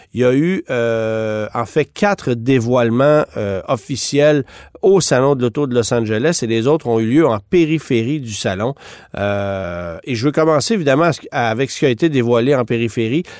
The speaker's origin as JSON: {"language": "French", "country": "Canada", "said": "chez nous au Canada"}